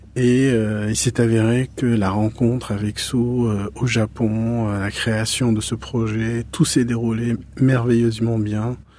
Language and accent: French; Morocco; moved away as an adult; now in Paris, France; je suis né au Maroc, j'ai vécu au Maroc.